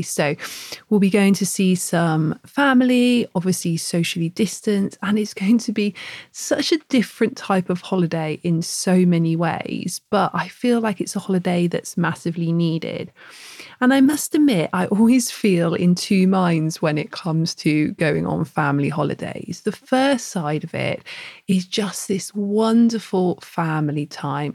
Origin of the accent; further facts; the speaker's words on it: Plymouth, South West England, United Kingdom; now in Bath, United Kingdom; we don't live by the sea where we are in Bath, but Bruce and I grew up in Plymouth